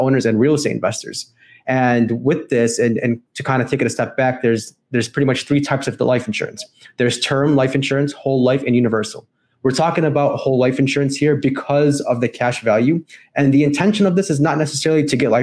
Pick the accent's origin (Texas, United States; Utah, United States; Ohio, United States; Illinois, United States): Illinois, United States; Chicago; I'm from Chicago, Illinois